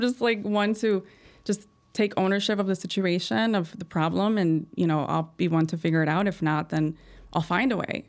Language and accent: English; Chicago, Illinois, United States; I'm from Chicago. I was born here